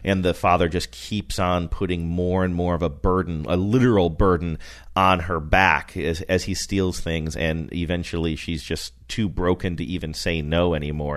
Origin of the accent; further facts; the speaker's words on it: Rust Belt, United States; moved away; I grew up in the Rust Belt